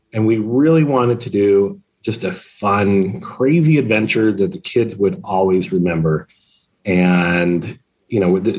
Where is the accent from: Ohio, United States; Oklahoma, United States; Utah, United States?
Utah, United States; both my wife and I have grown up and born and raised in Utah.